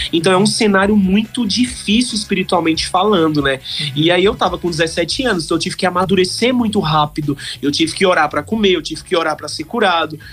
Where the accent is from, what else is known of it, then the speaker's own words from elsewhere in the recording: Campina Grande, Paraíba, Brazil; also born or lived in Congo; Eu sou campinense, nasci em Campina Grande